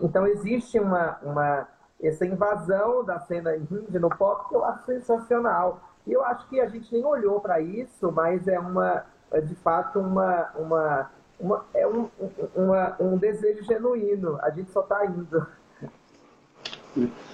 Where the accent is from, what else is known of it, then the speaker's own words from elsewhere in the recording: sertão of Bahia, Brazil; eu sou do sertão da Bahia